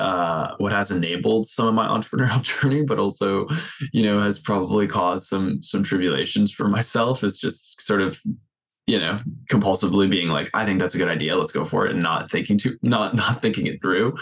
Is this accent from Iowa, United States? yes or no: no; right outside of Boston, Massachusetts, United States; moved away as an adult; also born or lived in Minnesota; I'm from the East Coast. I'm from right outside of Boston